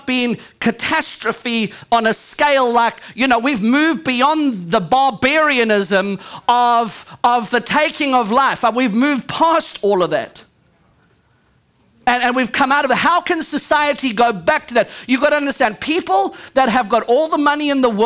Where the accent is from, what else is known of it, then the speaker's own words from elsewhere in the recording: United States; I'm an American